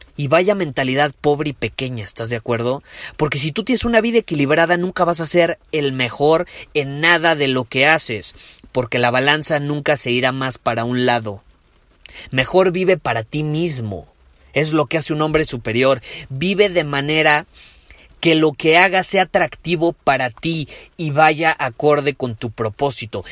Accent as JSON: {"language": "Spanish", "country": "Mexico", "said": "como decimos en México"}